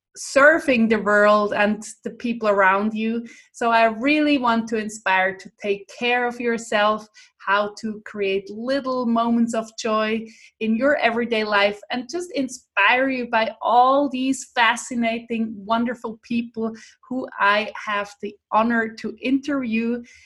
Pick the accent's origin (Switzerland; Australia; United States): Switzerland; first language Swiss German; English is a second language; swiss german because that's my mother tongue that's my language i live in switzerland